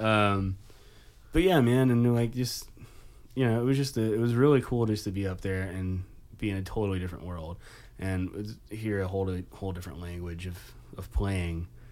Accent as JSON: {"language": "English", "town": "Nashville", "region": "Tennessee", "country": "United States", "moved": "as an adult", "said": "I'm from Nashville"}